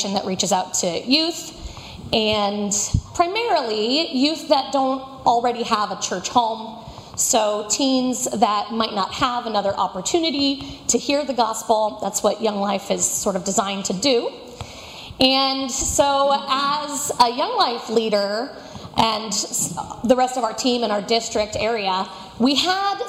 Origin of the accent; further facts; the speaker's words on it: Florida, United States; moved away; also born or lived in Fort Worth, Texas; I was born and raised in Florida